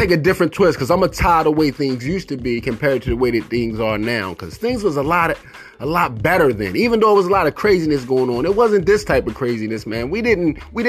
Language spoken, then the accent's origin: English; Baltimore, Maryland, United States; growing up in Baltimore City